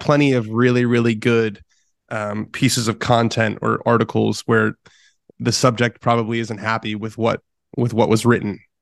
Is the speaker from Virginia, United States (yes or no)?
no; Southern California, United States; as a kid growing up in Southern California